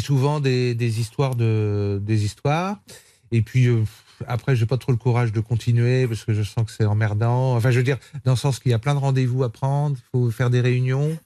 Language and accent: French; Vendée, Pays de la Loire, France; Je viens de la Vendée.